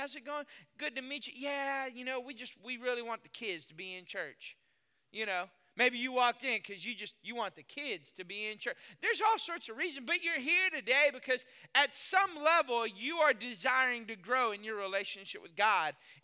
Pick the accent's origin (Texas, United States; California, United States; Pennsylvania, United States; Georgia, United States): Texas, United States; Austin; moved away as an adult; also born or lived in Lafayette, Louisiana / Dallas-Fort Worth, Texas; I was born and raised in Texas, Austin, Texas